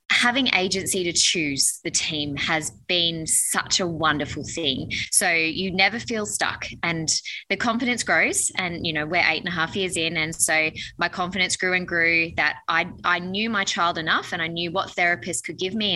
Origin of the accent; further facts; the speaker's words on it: Newcastle, New South Wales, Australia; we're from Newcastle